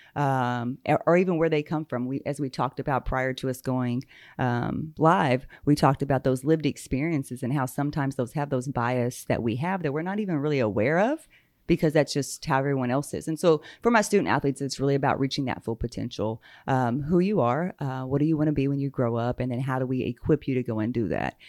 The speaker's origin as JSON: {"language": "English", "area": "Muscogee Nation reservation", "region": "Oklahoma", "country": "United States", "tie": "born or raised there", "said": "I grew up there. Um, what we refer to now as the reservation, so I am Muskogee Creek"}